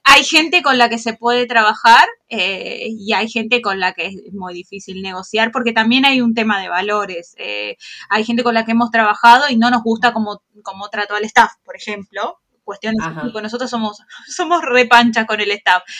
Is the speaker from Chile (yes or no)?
no; Argentina; somos argentinas